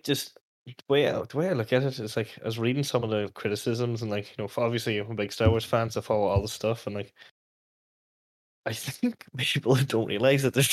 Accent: Letterkenny, Ulster, Ireland; the town, like, as in from my hometown

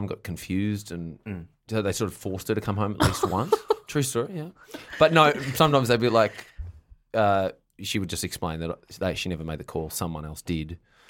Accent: near Bright, Victoria, Australia; My friends in Bright, near my hometown

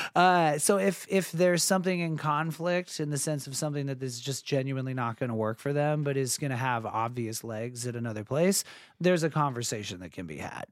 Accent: San Diego, California, United States; moved away as an adult; also born or lived in Santa Barbara / Los Angeles; I grew up in San Diego

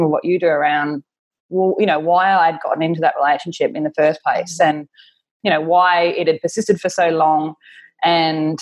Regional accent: Australia; now in Auckland, New Zealand; I'm Australian. I'm currently living in Auckland in New Zealand with my partner, Perry.

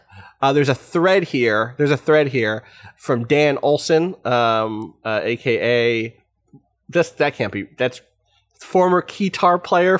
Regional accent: Calgary, Alberta, Canada; I can't have you not know about the stuff that went down in my hometown. Another great opening line. In Calgary, Canada, we have a very good deep dish pizza place.

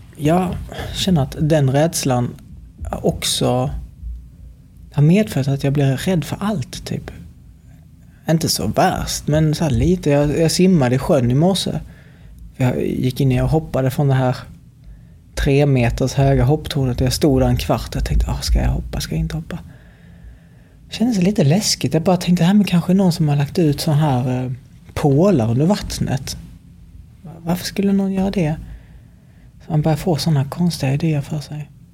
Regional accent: Helsingborg, Skåne, Sweden; här i Helsingborg, där jag kommer ifrån

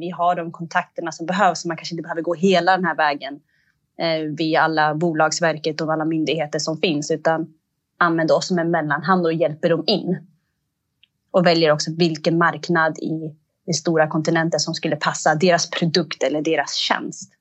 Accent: Eritrea; jag är eritrean

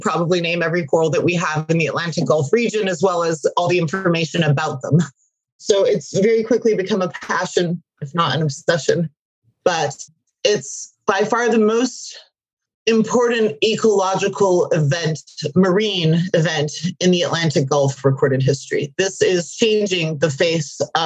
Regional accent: Turks & Caicos Islands; growing up in the Turks and Caicos, there weren't many things for us

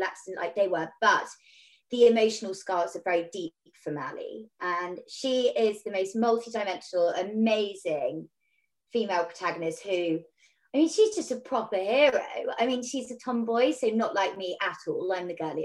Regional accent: Devon, South West England, United Kingdom; I'm from Devon

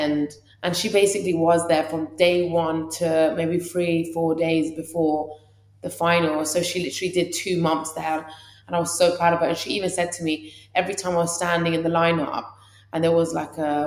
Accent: London, United Kingdom; We were born and raised in London, in Camden, quite a bad, actually rough estate

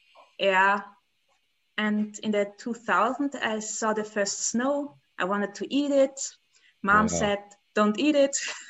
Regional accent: Graz, Styria, Austria; I'm from Austria. So that means there's Vienna, the capital, and there's the second big capital, which is, nobody knows it, Graz. And there I live.

